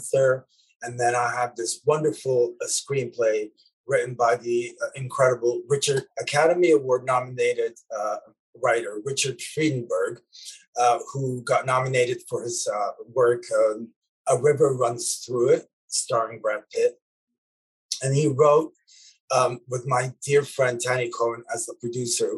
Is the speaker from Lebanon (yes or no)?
yes; Lebanon; moved away; me growing up in Lebanon in the 80s